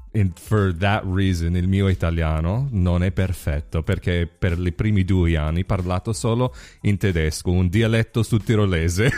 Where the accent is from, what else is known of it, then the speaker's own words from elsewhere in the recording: United States; first language English; now in Rovigo, Italy; as an American